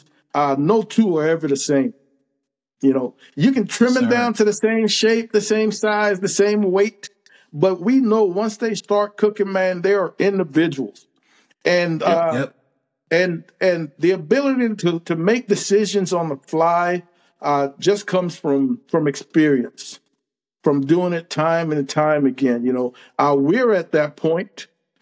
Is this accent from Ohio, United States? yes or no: no; California, United States; moved away as an adult; now in Texas, United States; I'm from California. Military brought me to Texas.